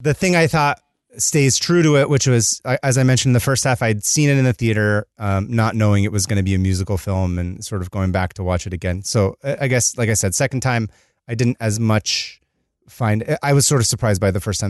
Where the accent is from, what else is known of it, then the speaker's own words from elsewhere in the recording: California, United States; As a Californian